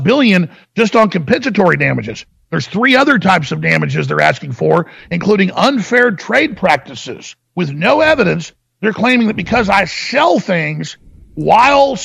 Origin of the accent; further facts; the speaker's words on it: Austin, Texas, United States; where I live here in Austin. It's just where I'm from.